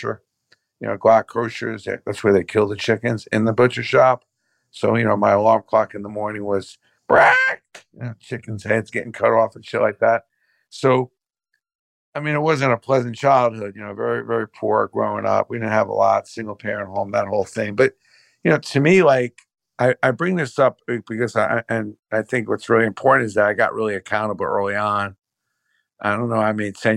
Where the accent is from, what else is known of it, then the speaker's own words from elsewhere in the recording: New York City, New York, United States; I was raised in Brooklyn